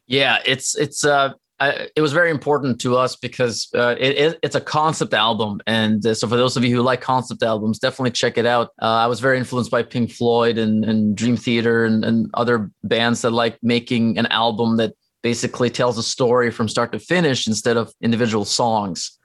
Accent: Norway; English is a second language; now in United States; I grew up in Norway. So, like, my family's there

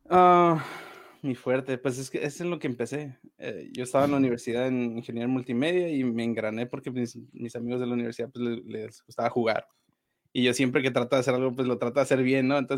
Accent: Mexico; also born or lived in Los Angeles, United States; yo nací en Estados Unidos, soy de Los Ángeles, pero me vine a vivir a, a México desde que tengo como tres años mis papás pues se vinieron para acá

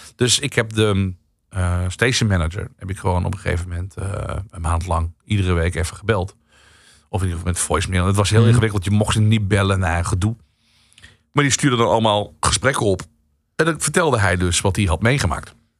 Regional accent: Central Limburg, Netherlands; accent: Limburgish; moved away; ik kom eigenlijk uit Midden-Limburg.

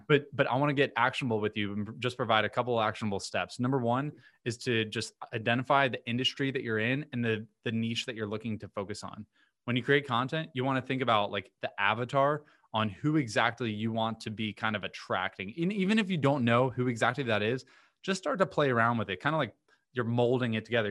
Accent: Vero Beach, Florida, United States; moved away as an adult; now in Miami, United States; I'm from a few hours north of here called Vero Beach, small

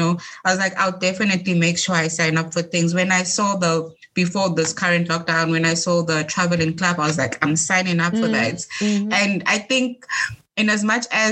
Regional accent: Eswatini; moved away; I'm from Swaziland

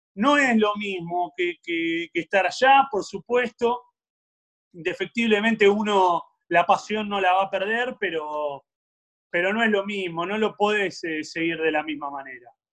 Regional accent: Avellaneda, Buenos Aires Province, Argentina; yo me crié en Avellaneda, desde que nací hasta hace poquito tiempo viví a 7, 8 cuadras de la cancha de Racing

